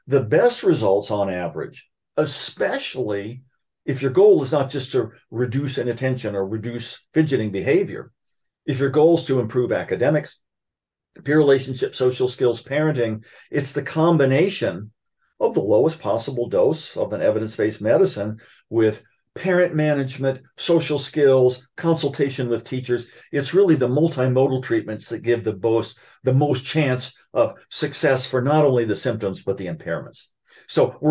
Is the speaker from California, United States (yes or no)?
no; Columbus, Ohio, United States; Ohio State University, where I grew up in Columbus